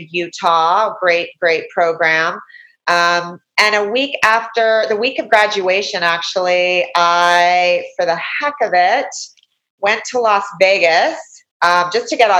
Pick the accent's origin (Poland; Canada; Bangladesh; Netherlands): Canada; moved away as an adult; also born or lived in United States; I'm a Canadian. I was born in Canada. I'm a Canadian citizen